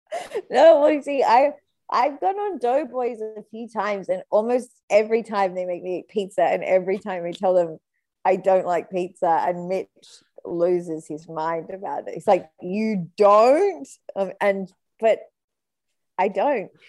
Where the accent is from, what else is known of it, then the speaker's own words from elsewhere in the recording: New South Wales, Australia; I'm from New South Wales